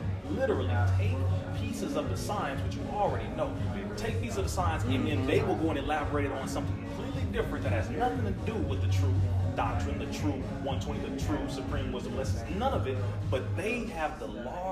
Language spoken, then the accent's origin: English; California, United States; I'm from California